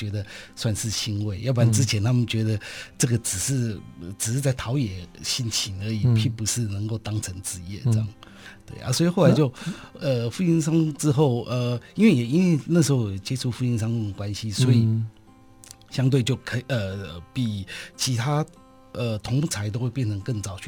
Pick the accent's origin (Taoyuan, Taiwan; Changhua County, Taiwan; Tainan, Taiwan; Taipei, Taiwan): Taipei, Taiwan; 对对对，okay, 台北市。等于从小就在台北市。